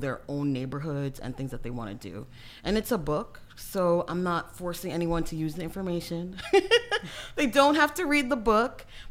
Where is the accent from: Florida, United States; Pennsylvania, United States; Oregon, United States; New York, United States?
New York, United States; I'm from New York and I'm a massage therapist there. However, I do have a writing degree and my parents are from Haiti